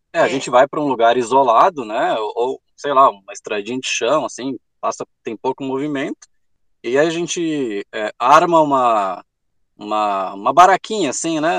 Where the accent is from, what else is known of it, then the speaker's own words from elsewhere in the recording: Rio Grande do Sul, Brazil; a gente é do Rio Grande do Sul, a gente desceu